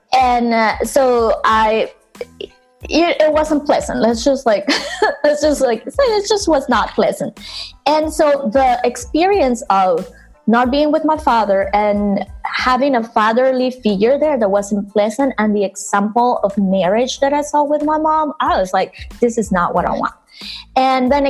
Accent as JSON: {"language": "English", "country": "Venezuela", "tie": "born or raised there", "moved": "yes", "lives_now": "New York, United States", "said": "I growing up in Venezuela, where I'm from"}